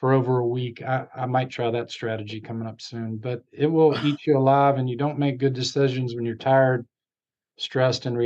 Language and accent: English; Virginia, United States; I'm from Virginia